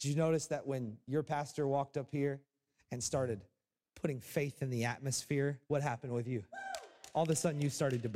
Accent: Florida, United States; I grew up in Florida, also known as heaven

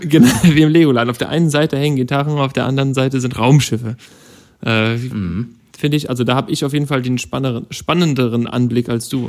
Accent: Germany; als Deutscher, äh, lebe in Deutschland

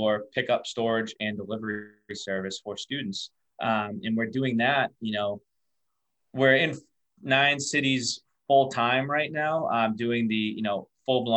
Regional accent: Massachusetts, United States; we're all from Massachusetts as well.

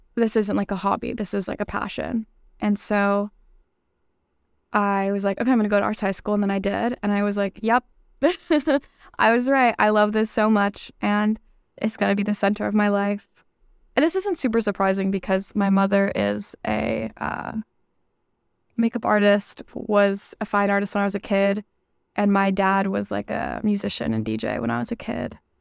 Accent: New York City, New York, United States; moved away as an adult; now in Boston, United States; I'm from New York City. I grew up in Brooklyn

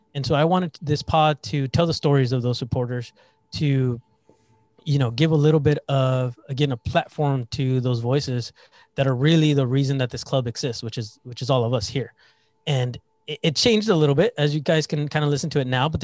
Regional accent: El Centro, California, United States; I'm the first one in our family born in the U.S. I was from Imperial Valley

